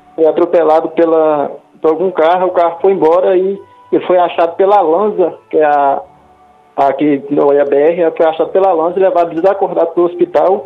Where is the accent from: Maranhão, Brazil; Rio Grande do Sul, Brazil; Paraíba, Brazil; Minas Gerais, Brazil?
Minas Gerais, Brazil; now in Rio de Janeiro, Brazil; eu moro no Rio de Janeiro, só que aí nós somos de Minas Gerais